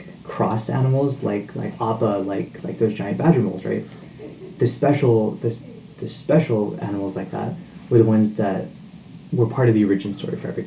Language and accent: English; Texas, United States; also born or lived in Los Angeles area; now in Bay Area, United States; growing up in Texas